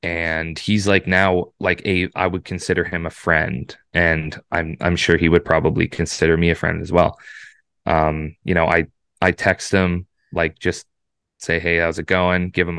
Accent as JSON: {"language": "English", "town": "Oshawa", "region": "Ontario", "country": "Canada", "said": "he produces out of Hamilton, which is, like, I'm from Oshawa, so it's, you know, roughly like an hour 45, 2 hour drive."}